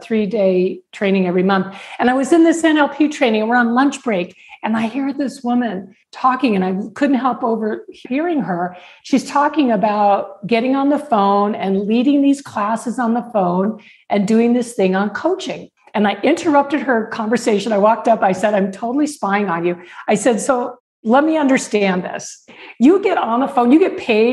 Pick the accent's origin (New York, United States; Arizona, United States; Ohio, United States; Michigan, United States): Arizona, United States; Tucson; my hometown of Tucson